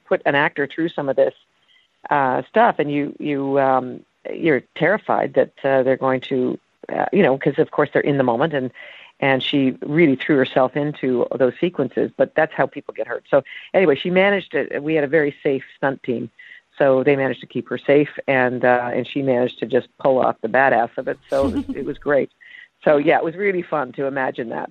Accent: Canada; moved away; also born or lived in United States; I grew up, uh, in Canada

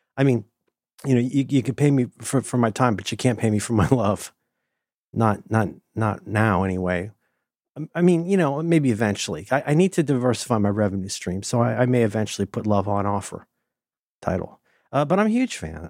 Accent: Ohio, United States; I'm from Ohio

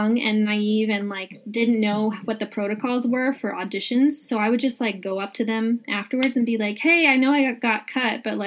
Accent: Los Angeles, California, United States; born and raised in Los Angeles, and didn't move into the city until 2016

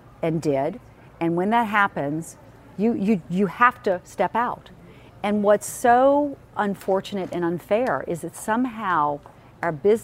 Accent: Charleston, South Carolina, United States; moved away; I love my hometown

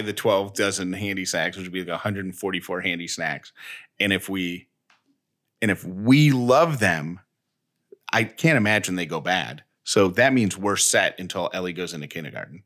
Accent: Syracuse, New York, United States; now in Georgia, United States; I grew up in Syracuse, New York

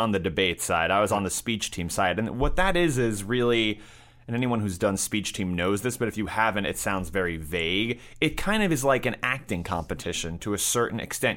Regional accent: New York City, New York, United States; I grew up in New York City, and I went to high school in Manhattan

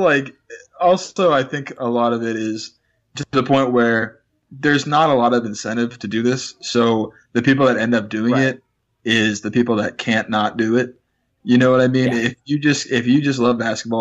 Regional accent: Bay Area, California, United States; both Brennan and I grew up in the Bay Area

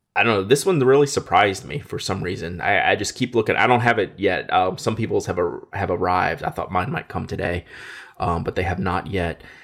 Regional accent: Louisiana, United States; I'm from Louisiana

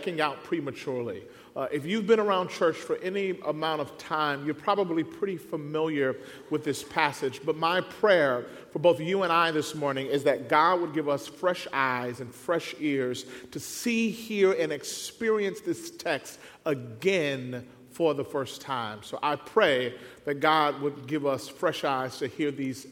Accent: Mississippi, United States; moved away as an adult; now in Southern California, United States; We moved from Mississippi, there we both born and raised, out to California.

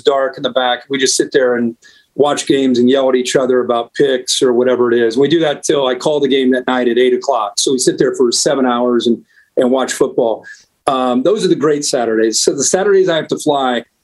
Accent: Ohio, United States; growing up in Ohio

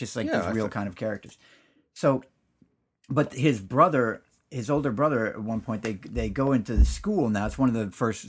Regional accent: Danville, California, United States; No, Danville, California, back before it's the Danville that it is now.

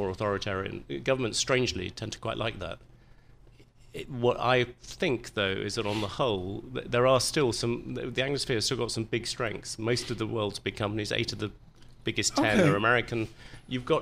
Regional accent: England, United Kingdom; being English

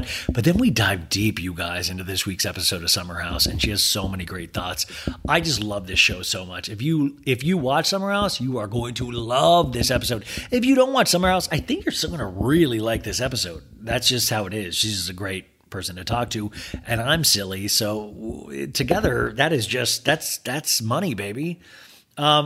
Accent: Kansas, United States; I grew up in Kansas

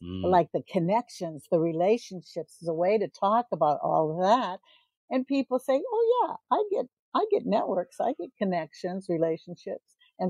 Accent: Ohio, United States; born there; Well, I was born in Ohio, but I've lived all over the U.S.

